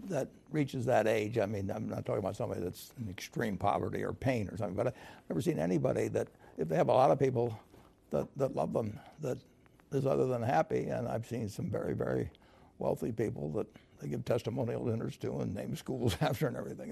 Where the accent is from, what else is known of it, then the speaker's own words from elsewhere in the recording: United States; I was born in the United States